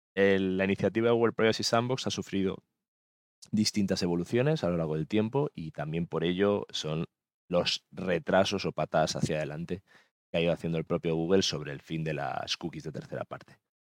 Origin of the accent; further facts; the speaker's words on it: Mallorca, Balearic Islands, Spain; mi tierra, de Mallorca